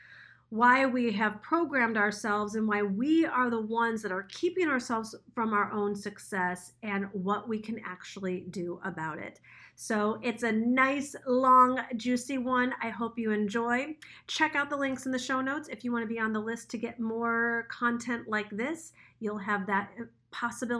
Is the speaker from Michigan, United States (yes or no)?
yes; Troy, Michigan, United States; I grew up in Troy, Michigan